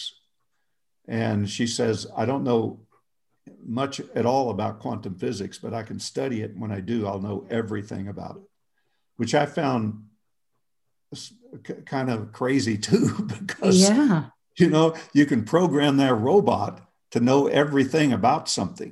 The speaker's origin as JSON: {"language": "English", "region": "Oklahoma", "country": "United States", "tie": "born or raised there", "said": "I grew up in Oklahoma, so I might not always speak the perfect grammar"}